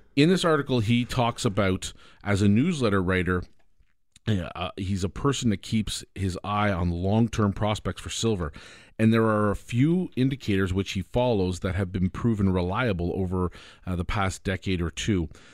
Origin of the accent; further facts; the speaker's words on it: Canada; I'm a Canadian